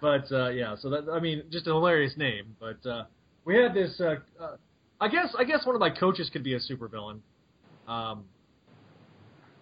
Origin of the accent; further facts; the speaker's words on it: Texas, United States; I am from Texas